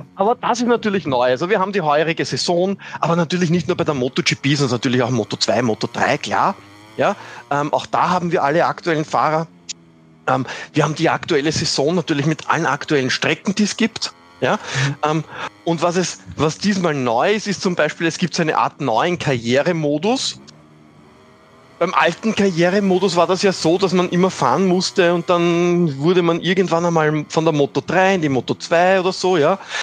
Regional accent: Austria; als Österreicher

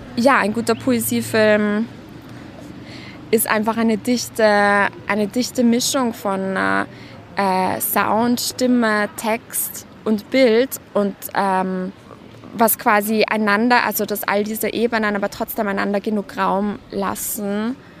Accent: Vienna, Austria; ich komme aus Wien

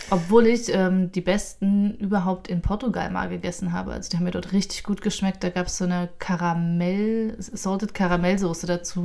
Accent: Thuringia, Germany; nach Thüringen, meine Heimat

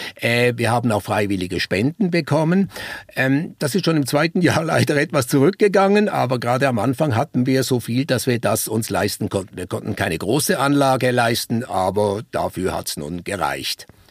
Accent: Basel, Basel-Stadt, Switzerland; moved away as an adult; also born or lived in Konstanz; Ich bin ursprünglich Schweizer. Ich nehme an, das hört man noch. Ich komme aus Basel und ich bin sehr stark geprägt worden, schon als Kind äh, durch den Basler Zoologischen Garten

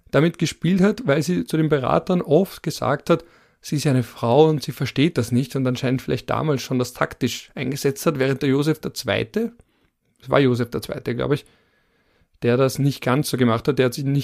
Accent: Vienna, Austria; Ich komme auch aus Wien und verstehe die Vorarlberger Politik auch nicht.

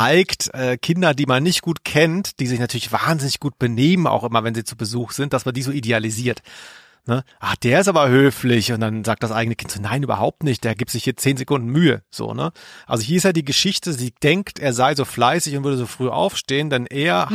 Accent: near Stuttgart, Baden-Württemberg, Germany; moved away; als ich da groß wurde, in der Nähe von Stuttgart, war das damals ein Dorf.

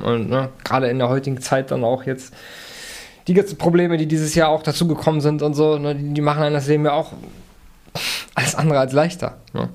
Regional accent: Germany; als Deutscher

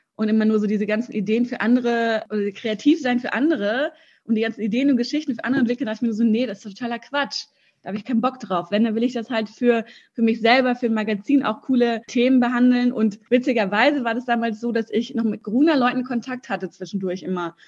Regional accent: Germany; also born or lived in Russia; ich bin in Russland geboren und meine Eltern sind, als ich sieben Jahr, sieben war, oder sechs, sieben genau, nach Deutschland gekommen.

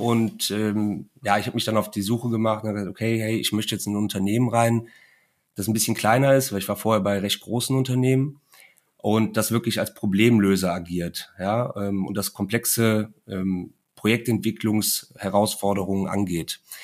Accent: Cologne, North Rhine-Westphalia, Germany; ich bin ja gebürtiger Kölner

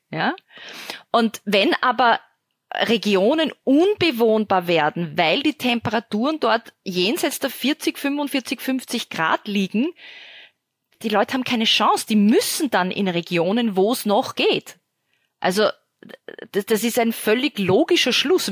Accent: Austria; ich als Österreicherin

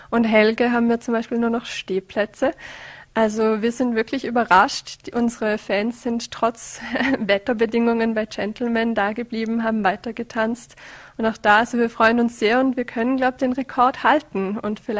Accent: Vorarlberg, Austria; now in Vienna, Austria; Also ich komme eher aus der Region, ich kannte das Pulver Festival lang und studiere seither in Wien und habe das dann irgendwie als Werbung gesehen und dachte mir, hm, nett, das ist ja eh bei mir zu Hause

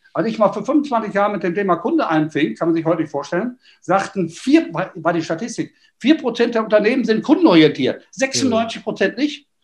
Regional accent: Düsseldorf, North Rhine-Westphalia, Germany; als Düsseldorfer

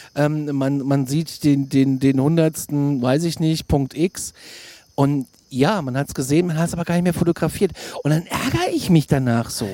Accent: Germany; als Deutscher

